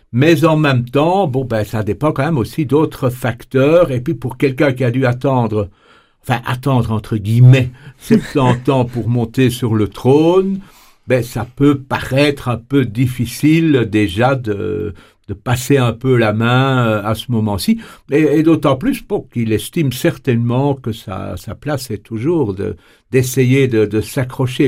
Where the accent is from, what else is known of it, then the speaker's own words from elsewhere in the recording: Belgium; chez nous en Belgique